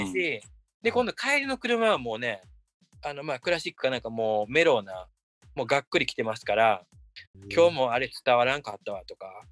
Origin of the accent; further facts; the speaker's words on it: Japan; moved away as an adult; now in United States; 自分がその30年、何年、その日本であの育てられてきたその自分のベースとなってるもの